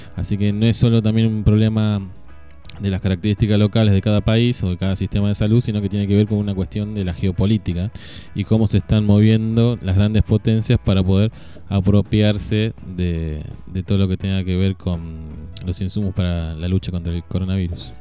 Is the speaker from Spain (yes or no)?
no; Argentina; como los argentinos estamos siempre un paso más allá de todo